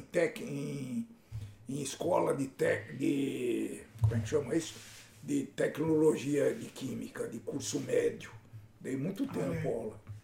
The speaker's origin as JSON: {"language": "Portuguese", "town": "Campinas", "region": "São Paulo", "country": "Brazil", "said": "Eu sou de Campinas"}